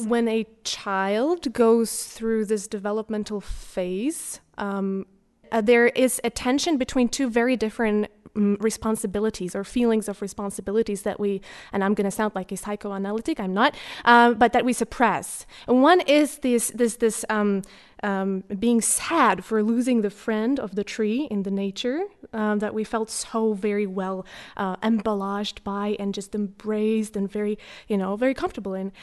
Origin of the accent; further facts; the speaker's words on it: Slovakia; now in Norway; I, uh, come from Slovakia originally